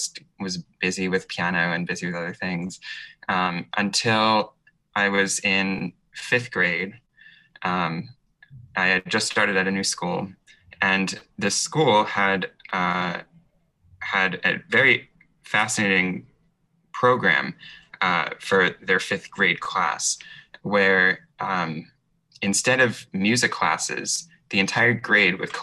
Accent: New York, United States; I grew up in the New York area and actually lived right next to Lincoln Center when I was a very little kid.

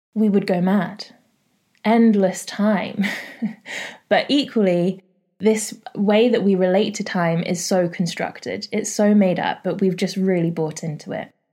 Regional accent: London, United Kingdom; I'm from North London

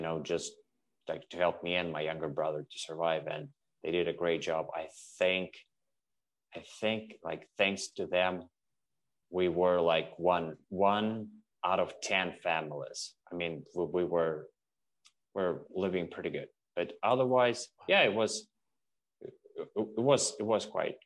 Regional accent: Russia; moved away as an adult; now in Canada; I'm originally from Russia

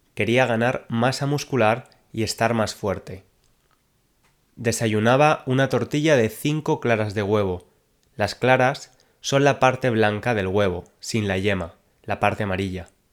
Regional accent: Spain; now in London, United Kingdom; aunque soy de España, actualmente vivo en Londres, Inglaterra

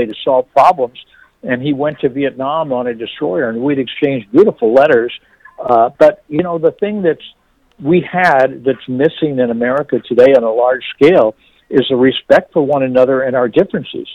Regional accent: Northern Virginia, United States; also born or lived in Washington, D.C.; I was born in Washington, D.C., raised in Northern Virginia

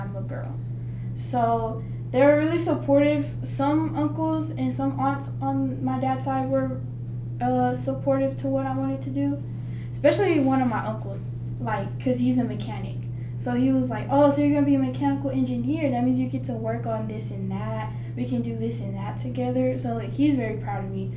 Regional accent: Fordyce, Arkansas, United States; accent: Southern; moved away as an adult; I am from the South. My accent is way stronger than up here

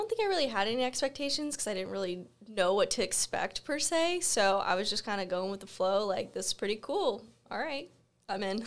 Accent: Florida, United States; moved away; I'm from Florida, right next to the beach

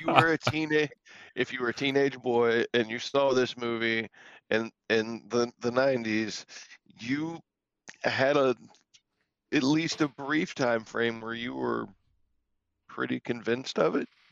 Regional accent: the South, United States; a lot of us growing up in the South

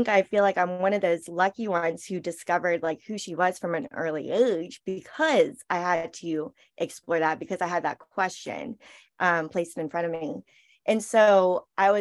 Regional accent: Charleston, South Carolina, United States; I was born here in Charleston. I grew up in South Carolina

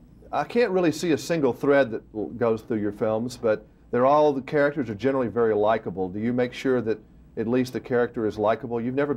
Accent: Montgomery, United States; also born or lived in Tennessee; when I was a kid growing up in Montgomery.

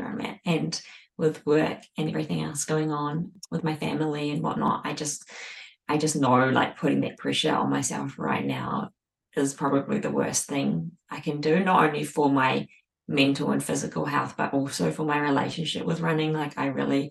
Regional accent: New Zealand; now in Australia; I'm now a Kiwi Aussie

